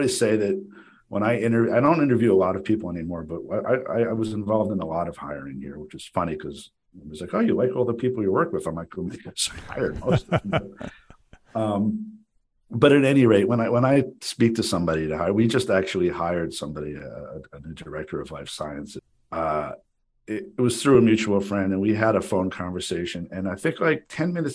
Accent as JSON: {"language": "English", "town": "Paramus", "region": "New Jersey", "country": "United States", "tie": "born or raised there", "said": "I grew up with you in Paramus"}